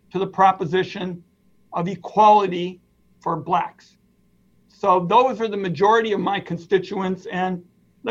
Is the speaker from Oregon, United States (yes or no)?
yes; Portland, Oregon, United States; my hometown